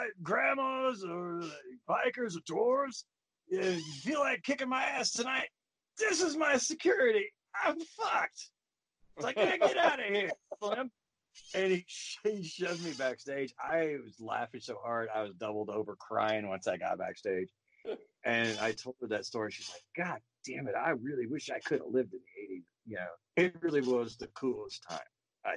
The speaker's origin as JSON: {"language": "English", "town": "Caney", "region": "Kansas", "country": "United States", "tie": "born or raised there", "said": "growing up in Caney"}